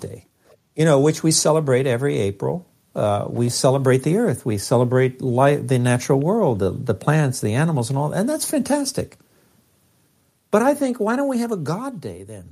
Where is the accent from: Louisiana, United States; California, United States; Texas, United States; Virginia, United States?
California, United States; Los Angeles; that poor little Mexican kid growing up in East L